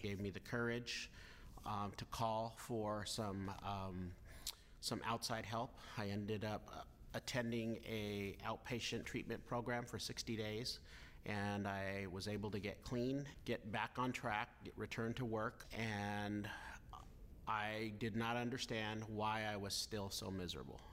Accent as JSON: {"language": "English", "town": "Los Banos", "region": "California", "country": "United States", "tie": "born or raised there", "said": "I was born in Los Banos, California."}